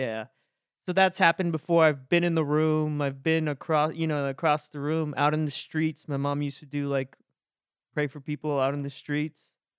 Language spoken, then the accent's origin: English; Texas, United States; I grew up in Texas